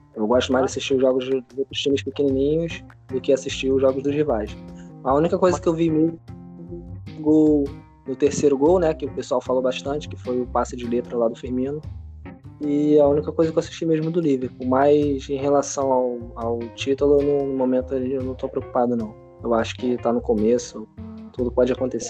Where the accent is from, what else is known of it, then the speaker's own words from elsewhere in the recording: Rio de Janeiro, Brazil; Sou carioca.